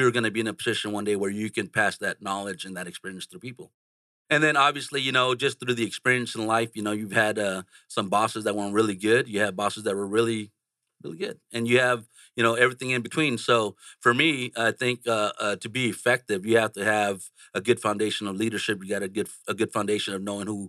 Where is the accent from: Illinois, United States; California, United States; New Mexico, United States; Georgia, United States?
California, United States; San Jose; I grew up in San Jose, California